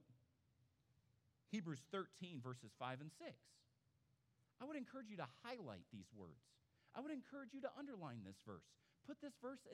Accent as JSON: {"language": "English", "town": "Phoenix", "region": "Arizona", "country": "United States", "tie": "born or raised there", "moved": "yes", "said": "I grew up in Phoenix. I grew up out west. I grew up around Mormons."}